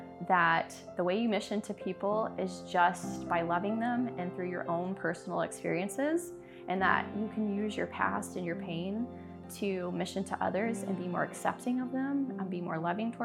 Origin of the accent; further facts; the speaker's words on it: the South, United States; moved away as an adult; now in Des Moines, United States; timing took me to Des Moines, Iowa, when I was from the South, to marry an Italian.